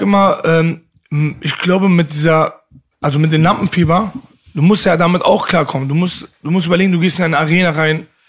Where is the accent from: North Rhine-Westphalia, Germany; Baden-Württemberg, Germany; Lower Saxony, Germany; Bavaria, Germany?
North Rhine-Westphalia, Germany; Bochum; also born or lived in Leverkusen; ich bin in Leverkusen geboren mhm. ne, und im Alter von vier sind wir dann nach Bochum gezogen